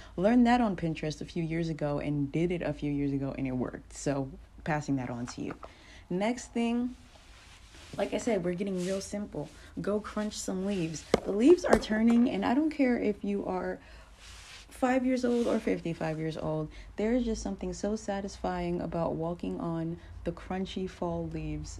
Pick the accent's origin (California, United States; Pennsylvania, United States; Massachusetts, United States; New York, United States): New York, United States; moved away as an adult; now in Fayetteville, United States; I'm a New Yorker